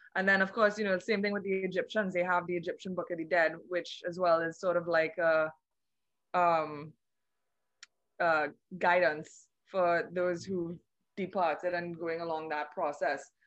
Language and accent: English; Trinidad & Tobago; I'm from the Twin Island Republic of Trinidad and Tobago